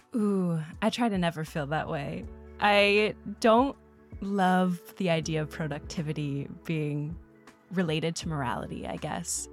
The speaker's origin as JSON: {"language": "English", "region": "Midwest", "country": "United States", "said": "I'm from the Midwest, so good old Bible Belt. And definitely that was how a lot of my childhood and education was framed"}